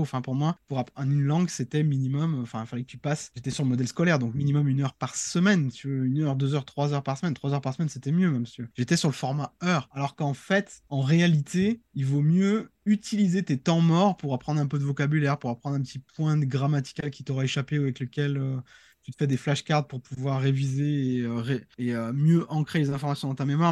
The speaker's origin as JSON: {"language": "French", "country": "France", "said": "en tant que Français"}